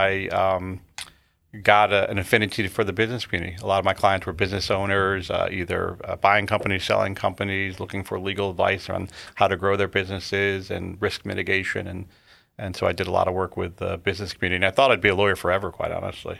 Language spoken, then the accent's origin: English; Connecticut, United States; born and raised in Connecticut, lived here, uh, all fifty-two years of my life